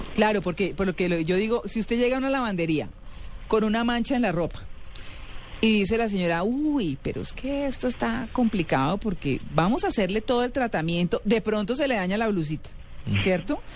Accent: Bogotá, Colombia; soy muy bogotana yo

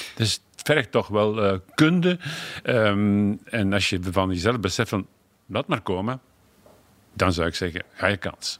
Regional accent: Flanders, Belgium; als Vlaming

